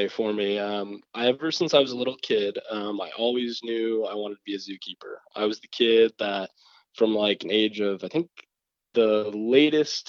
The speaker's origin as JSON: {"language": "English", "region": "Michigan", "country": "United States", "tie": "born or raised there", "said": "being in Michigan, where I was born"}